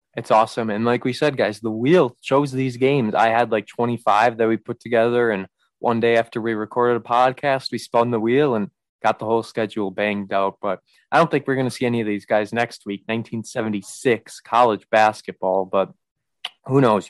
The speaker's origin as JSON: {"language": "English", "region": "Wisconsin", "country": "United States", "tie": "born or raised there", "said": "I am from Wisconsin"}